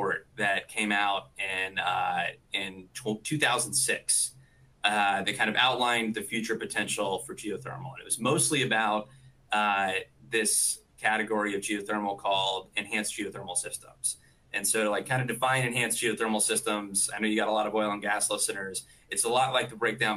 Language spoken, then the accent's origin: English; near Waco, Texas, United States; now in Houston, United States; I grew up near Waco and actually went to the same high school as Pat Green